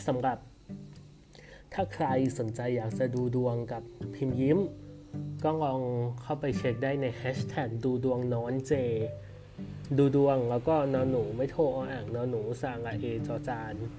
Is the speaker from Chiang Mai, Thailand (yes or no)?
yes; Chiang Mai, Thailand; now in Bangkok, Thailand; กูก็เป็นคนเชียงใหม่